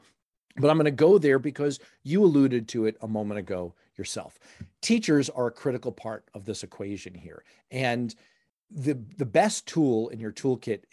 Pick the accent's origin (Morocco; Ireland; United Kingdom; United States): United States; New York City, New York; down the street from where I grew up in Harlem, in New York City